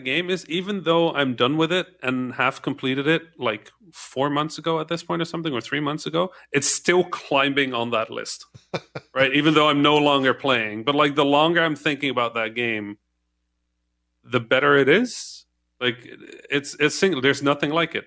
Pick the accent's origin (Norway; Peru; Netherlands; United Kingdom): Netherlands; first language Dutch, Arabic; English is a second language; moved away; I didn't speak English. I was Dutch. Right, I could speak Dutch and, and Arabic